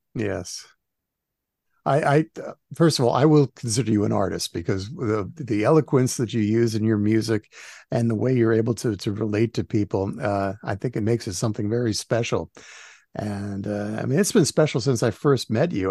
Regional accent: New Jersey, United States; I grew up in New Jersey

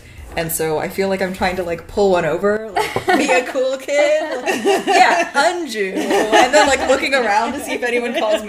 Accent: Taiwan; also born or lived in United States; Like, as an Indian person born in America, you're automatically othered because you're brown. And then going back to India, you're othered because you're not Indian enough. And then, you know, growing up in Taiwan, like, what the fuck are you?

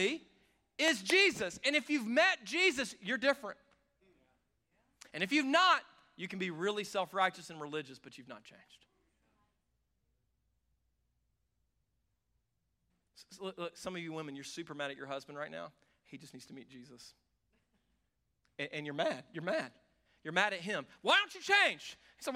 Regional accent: the South, United States; I grew up around this in the South

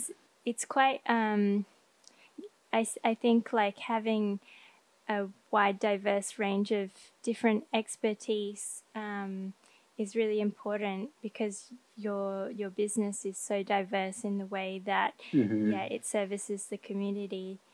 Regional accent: Thailand; also born or lived in Australia; Because I grew up in Thailand and Australia, where we do have mountains in Australia, but nowhere as tall as in the Pacific Northwest.

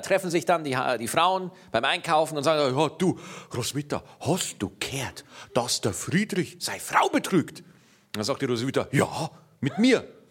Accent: Schwarzach, Bavaria, Germany; ich komme aus Niederbayern. Schwarzach, jawohl, 1800 Einwohner

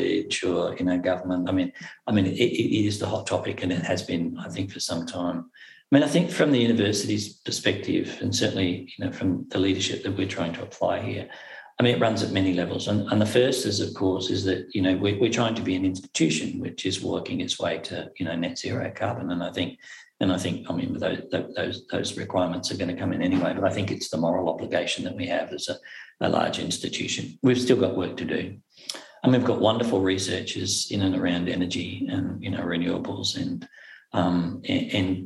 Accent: Cairns, Queensland, Australia; accent: Australian; moved away as an adult; now in Inverness, United Kingdom; I was born in Cairns, Far North Queensland. I'm born in Cairns. I was raised in Cairns, Far North Queensland.

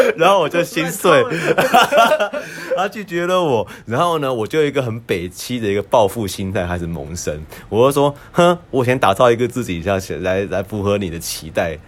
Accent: Taiwan; moved away; also born or lived in United States; 我们都在台湾长大， 呃，台湾出生，然后呢，我们之后呢，去美国就学

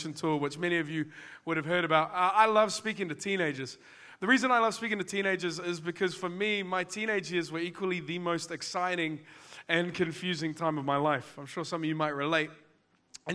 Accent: Auckland, New Zealand; I'm from West Auckland

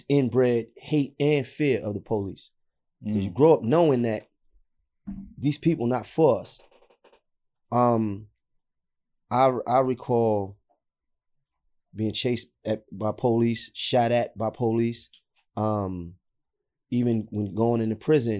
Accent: New York City, New York, United States; I'm from Nostrand. I grew up on Clifton between Nostrand and Marcy

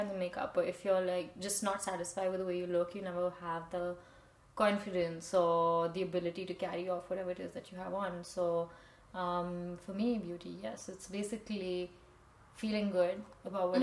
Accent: Dehradun, Uttarakhand, India; moved away as an adult; now in Paris, France; I am from India, from this town in the foothills of the Himalayas called Dehradun

